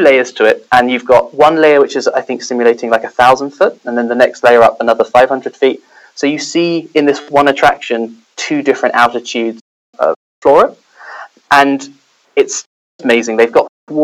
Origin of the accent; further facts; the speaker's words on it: United Kingdom; moved away as an adult; also born or lived in Europe; now in Singapore; I'm originally British. I've lived in a couple of different countries in Europe, but I've moved to Singapore 6 months ago.